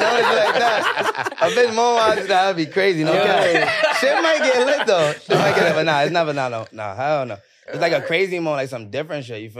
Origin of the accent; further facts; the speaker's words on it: New York City, New York, United States; Sorry, I'm from the Bronx, though.